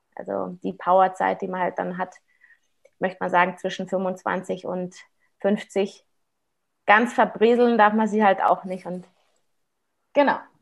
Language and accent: German; Munich, Bavaria, Germany; ich bin ja aus Aubing, ich bin ja hier aus Münchner Westen